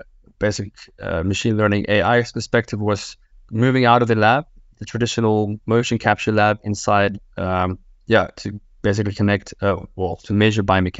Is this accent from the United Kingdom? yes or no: no; South Africa; now in Leuven, Belgium; I'm South African of origin, but in the last 9 years, I've been in Leuven in Belgium based